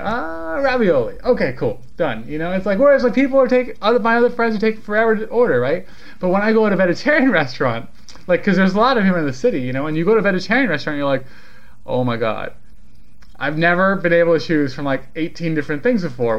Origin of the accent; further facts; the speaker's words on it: California, United States; I'm from California. Like, that's where I'm from.